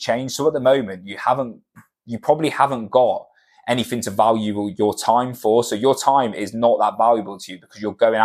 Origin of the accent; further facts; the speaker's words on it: Cornwall, South West England, United Kingdom; moved away; where we're from, like I'm from Cornwall, and it's a very small town mentality